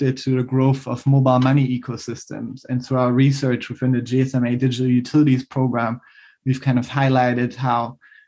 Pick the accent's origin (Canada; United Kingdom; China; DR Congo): DR Congo; in my home country, the Democratic Republic of Congo